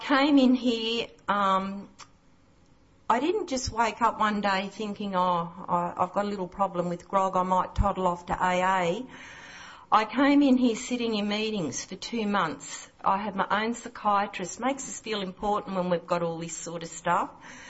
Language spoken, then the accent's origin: English; Southern Highlands of New South Wales, Australia; I'm not a local. I'm from the Southern Highlands of New South Wales.